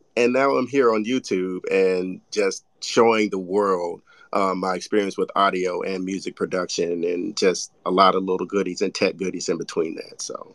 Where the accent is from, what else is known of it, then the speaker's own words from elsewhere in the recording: Mississippi Delta, United States; I'm from the Mississippi Delta